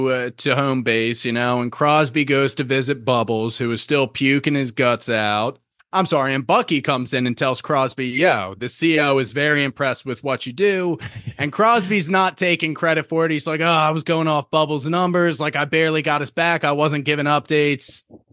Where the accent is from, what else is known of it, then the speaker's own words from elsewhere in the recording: Ireland; You know, they like me because I'm Irish.